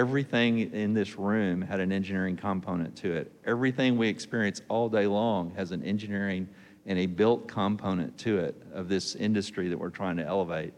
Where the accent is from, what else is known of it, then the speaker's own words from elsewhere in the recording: Texas, United States; I am from Texas